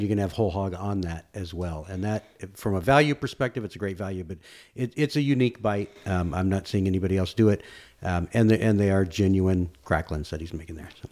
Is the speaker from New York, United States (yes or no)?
no; Austin, Texas, United States; I grew up in East Austin